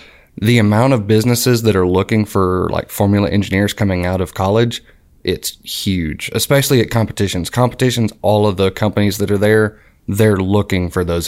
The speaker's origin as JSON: {"language": "English", "town": "Lincoln", "region": "Alabama", "country": "United States", "tie": "born or raised there", "said": "I grew up around Talladega"}